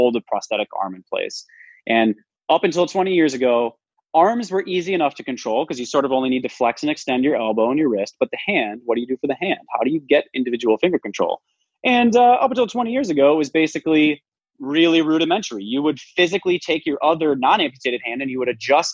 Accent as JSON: {"language": "English", "region": "Midwest", "country": "United States", "said": "I'm from the Midwest"}